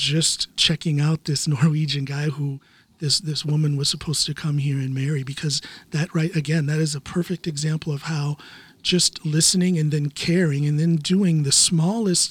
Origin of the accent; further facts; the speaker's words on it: United States; now in Norway; the United States, my home country